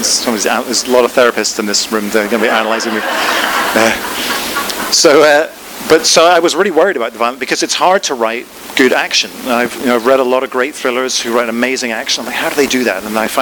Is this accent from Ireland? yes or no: yes; Ireland; So I was brought up in Ireland in the Protestant tradition, pretty much.